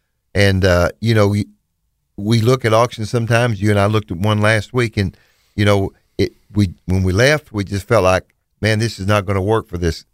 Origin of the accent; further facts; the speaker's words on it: Bootheel, Missouri, United States; moved away as an adult; now in Memphis, United States; We're from the Boot Hill, Missouri. It's where we started with your father, and moved to Memphis several years ago.